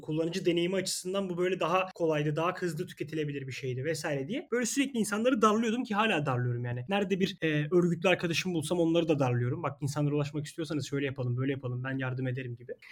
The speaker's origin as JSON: {"language": "Turkish", "region": "Istanbul", "country": "Turkey", "tie": "born or raised there", "said": "Ben İstanbul Gazi Osman Paşa'da yaşıyorum. Burada doğup büyüdüm."}